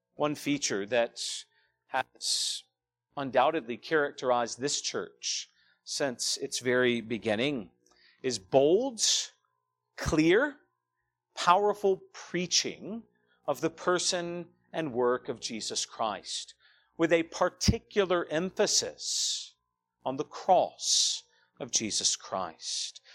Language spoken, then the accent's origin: English; Douglasville, Georgia, United States; moved away as an adult; I grew up here in Douglasville, just down the road.